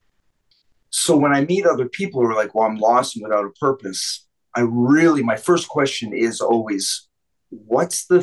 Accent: Vancouver, British Columbia, Canada; moved away; I grew up in Vancouver

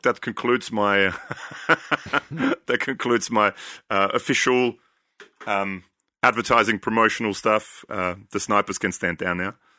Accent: Austria; I'm from Austria

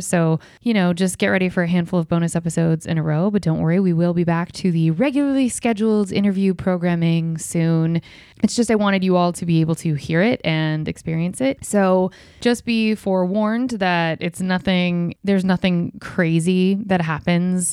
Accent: Ohio, United States; my small town where I grew up in Ohio

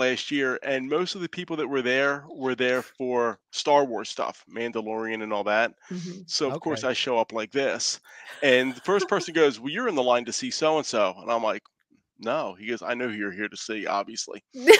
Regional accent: Philadelphia, Pennsylvania, United States; growing up in Philadelphia, you know, 1976, you know, it felt to me almost like a birthright, especially being Italian.

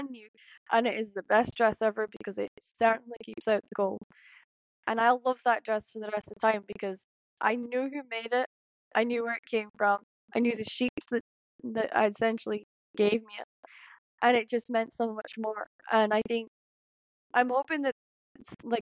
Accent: Shetland, Scotland, United Kingdom; I grew up in Shetland

